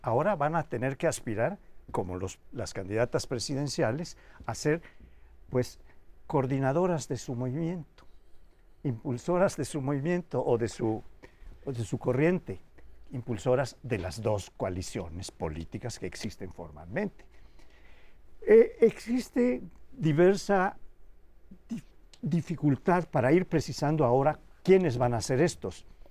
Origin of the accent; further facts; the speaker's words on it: Yucatán, Mexico; moved away; en el estado donde yo nací, Yucatán